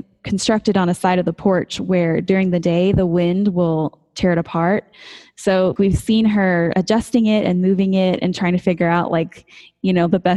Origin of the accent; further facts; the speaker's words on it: Colorado, United States; moved away; growing up in Colorado